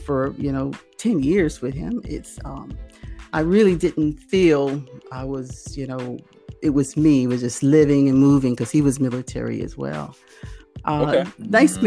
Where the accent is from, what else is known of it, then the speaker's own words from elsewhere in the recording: Norfolk, Virginia, United States; moved away as an adult; also born or lived in South Carolina; now in Australia; I'm originally from Virginia, Norfolk area, Tidewater, Berkeley, as they say, you know, and lived there all my life, Berkeley girl